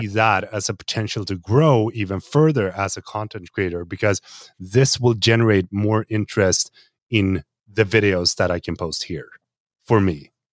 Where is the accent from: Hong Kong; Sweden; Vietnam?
Sweden; here in Sweden